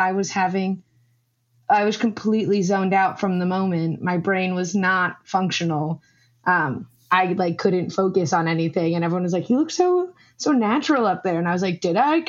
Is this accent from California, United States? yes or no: no; New York City, New York, United States; now in Syracuse, United States; I'm from Queens originally